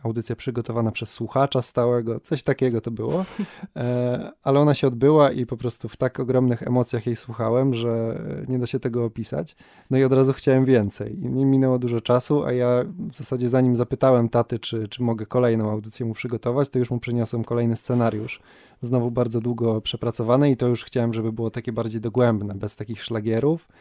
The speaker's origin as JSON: {"language": "Polish", "town": "Kędzierzyn-Koźle", "region": "Opole Voivodeship", "country": "Poland", "moved": "as an adult", "lives_now": "Wrocław, Poland", "said": "Jak ktoś pyta skąd jestem, czasem wystarczy, że powiem z Kędzierzyna"}